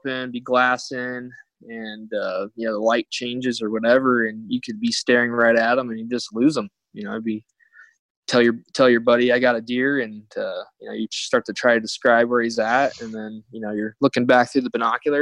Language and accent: English; Arizona, United States; also born or lived in Montana; I grew up in Arizona